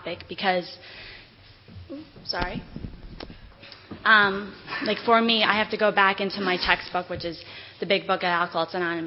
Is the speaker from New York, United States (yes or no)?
yes; Whitehall, New York, United States; also born or lived in Queens, New York; my mom moved us to Whitehall, New York from Queens